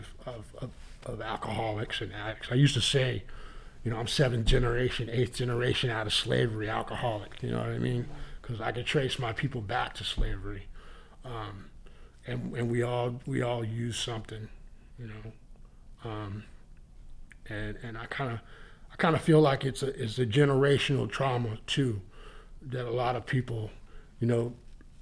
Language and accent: English; Northern California, United States; moved away as an adult; now in Boston, United States; I'm from Northern California.